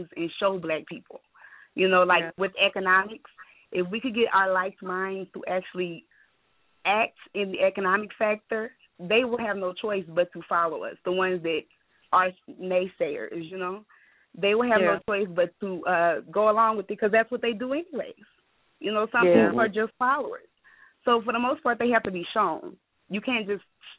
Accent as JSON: {"language": "English", "town": "New Orleans", "region": "Louisiana", "country": "United States", "said": "I'm originally from New Orleans, and I'm my father's Haitian"}